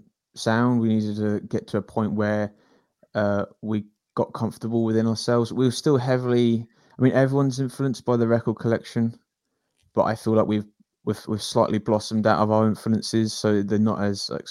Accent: North Hampshire, South East England, United Kingdom; I'm from North Hampshire area

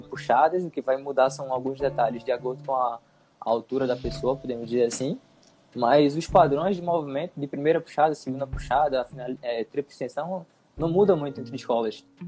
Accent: Brazil; also born or lived in Recife, Pernambuco; aqui para o nosso país

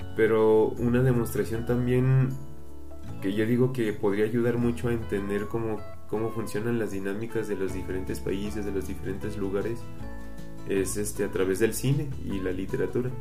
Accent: Mexico; nuestro país

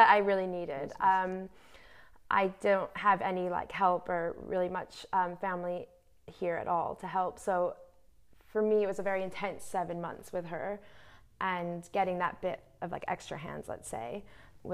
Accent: New York, United States; moved away; where I'm from, New York, I'm American

